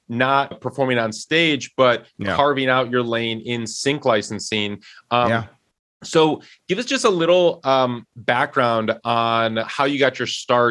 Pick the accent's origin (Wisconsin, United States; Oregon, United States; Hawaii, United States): Wisconsin, United States; that's my my home state. I grew up cheering for the Bucks